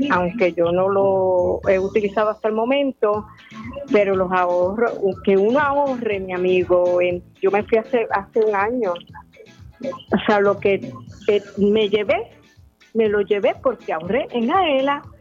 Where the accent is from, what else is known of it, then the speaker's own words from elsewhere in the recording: San Sebastián, Puerto Rico; Eh, yo soy de San Sebastián, pero ahora mismo estoy visitando a mi hija en Arizona.